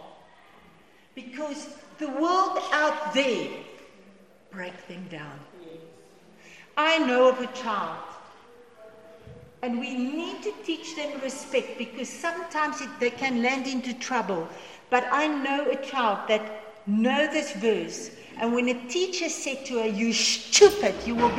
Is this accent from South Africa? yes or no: yes; South Africa; first language Afrikaans; English is a second language; English is my second language, because I'm only I'm a Boerkie, I'm Afrikaans